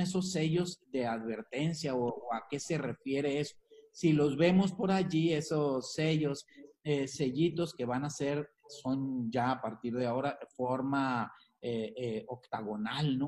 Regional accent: Mexico; Que somos también eh, mexicanos

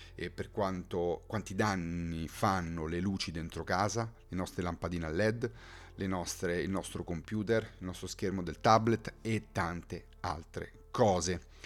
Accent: Rome, Lazio, Italy; sono di Roma

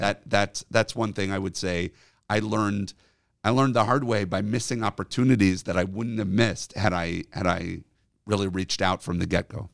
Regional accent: Rochester, New York, United States; now in Chicago, United States; a kid in NCSY growing up in Rochester, New York

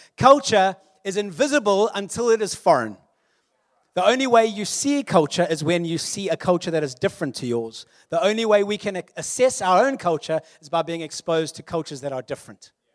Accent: South Africa; I am South African, born in nineteen eighty-three. A millennial born during apartheid, but kinda schooled after apartheid

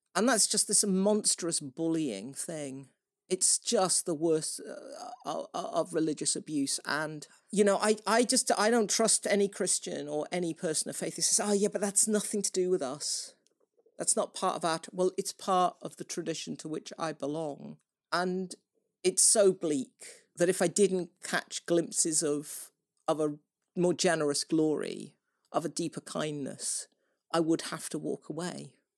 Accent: United Kingdom; I am British

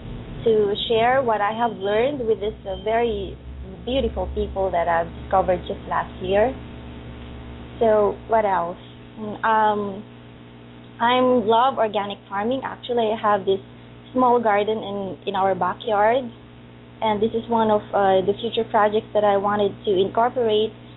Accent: Gumaca, Calabarzon, Philippines; English is a second language; moved away as an adult; I was raised in Philippines, particularly in Gumaca, where I am here now.

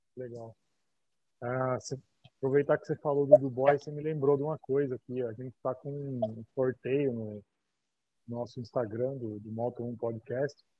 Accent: Brazil; eu sou do Brasil

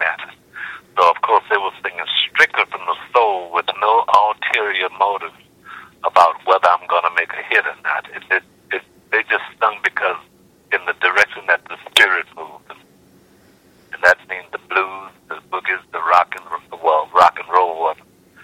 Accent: New Orleans, Louisiana, United States; being born and raised in New Orleans

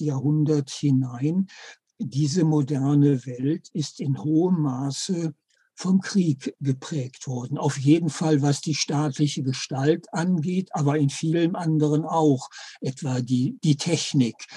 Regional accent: Germany; bei uns in Deutschland

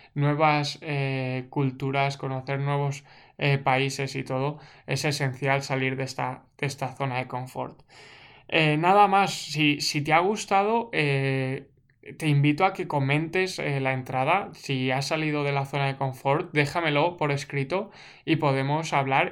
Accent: Segorbe, Valencian Community, Spain; moved away as an adult; now in Canada; ahora yo he salido de Segorbe, que era mi pueblo, y estoy en Canadá

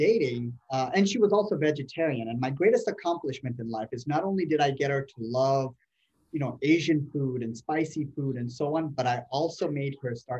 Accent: Ethiopia; now in Buffalo, United States; I grew up in Ethiopia.

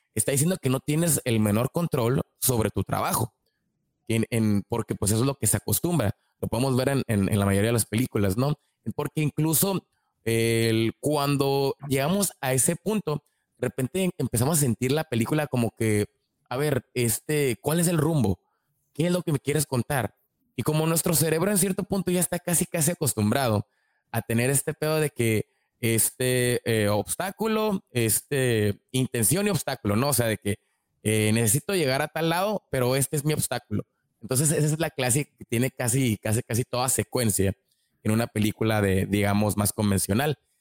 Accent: Mexico; nosotros que somos mexicanos

